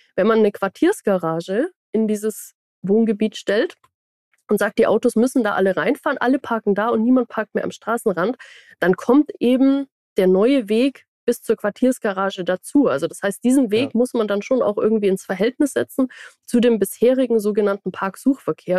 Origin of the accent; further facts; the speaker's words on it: Baden-Württemberg, Germany; now in Braunschweig, Germany; Ich komme ja aus Baden-Württemberg